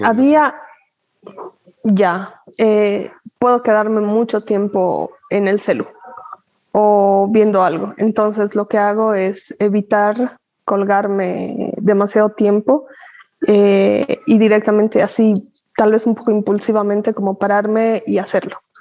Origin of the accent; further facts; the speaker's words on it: Cochabamba, Bolivia; also born or lived in La Paz; Me considero cochabambina definitivamente porque he vivido toda mi vida aquí, ¿no? me he criado, etcétera, aquí